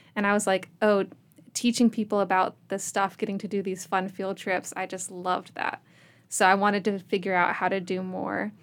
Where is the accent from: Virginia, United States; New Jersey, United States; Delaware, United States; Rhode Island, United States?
Virginia, United States; Richmond; now in Abingdon, United States; I'm from Richmond